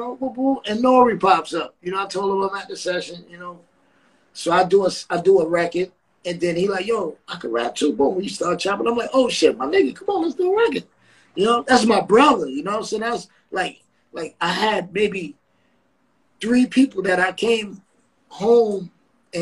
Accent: New York City, New York, United States; I'm now, from Queensbridge

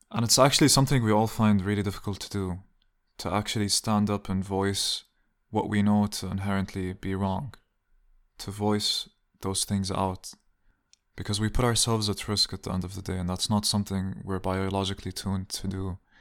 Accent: Amman, Amman Governorate, Jordan; moved away as an adult; also born or lived in Riyadh, Saudi Arabia / Dubai, United Arab Emirates / Jerusalem (ancestry); now in Hamburg, Germany; I grew up in Dubai until I was nine or ten. And then I grew up in Jordan until I was nineteen

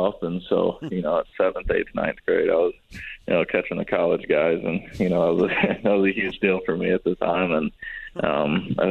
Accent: Greensboro, North Carolina, United States; also born or lived in Holly Springs, North Carolina; born and raised in Greensboro, North Carolina

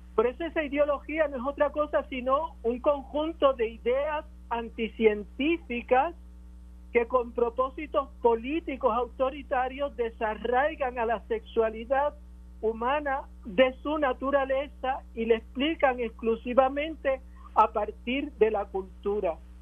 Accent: Puerto Rico; lo que somos como puertorriqueños

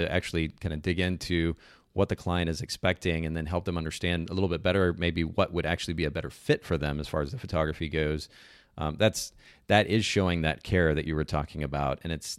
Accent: Japan; She knows that I grew up in Japan.

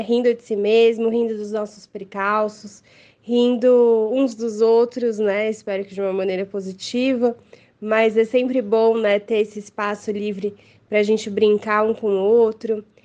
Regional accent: São Paulo, Brazil; eu sou daqui de São Paulo

